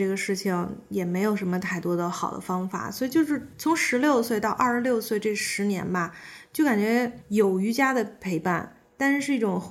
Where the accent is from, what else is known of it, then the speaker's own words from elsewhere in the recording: Beijing, China; 在北京，我一直是在北京，我是北京人。